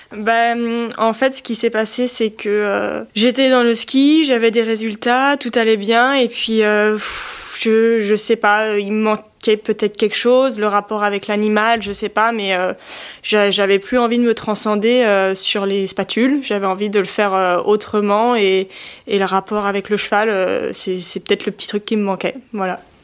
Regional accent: Chamonix, Auvergne-Rhône-Alpes, France; je suis née dans la vallée de Chamonix, je suis originaire de Haute-Savoie.

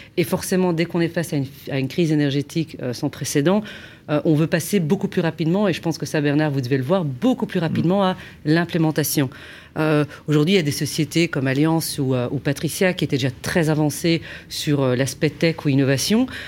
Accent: Belgium; moi, je suis belge

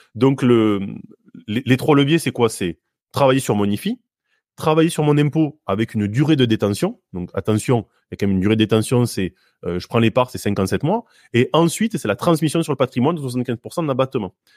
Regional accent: Hautes-Pyrénées, Occitania, France; je suis originaire des Hautes-Pyrénées, donc le bois, pas loin du Gers

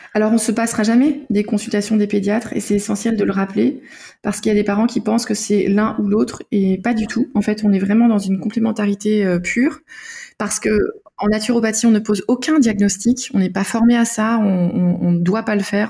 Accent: Denmark; moved away; je viens du Danemark

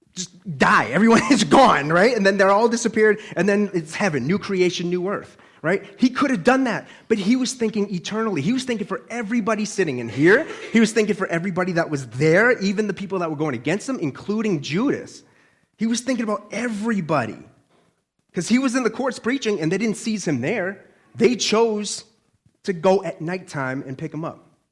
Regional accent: Boston, Massachusetts, United States; accent: Boston; I'm a Bostonian

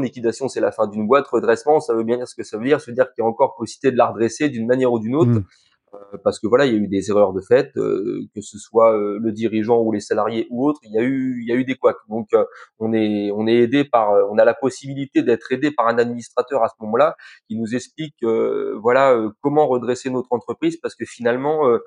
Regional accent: Calvados, Normandy, France; chez nous, dans le Calvados

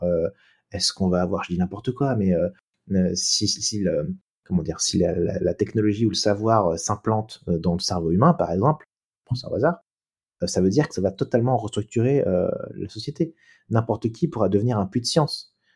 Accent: France; on est français

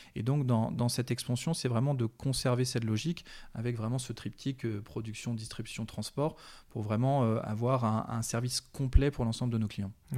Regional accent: Landivisiau, Brittany, France; also born or lived in Brest; j'ai vécu pendant 18 ans à l'Andivisio

